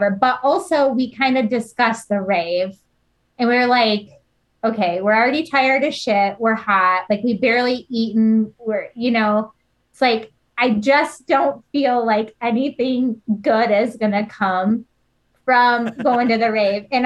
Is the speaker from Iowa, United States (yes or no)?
yes; Iowa, United States; we're from Iowa, right?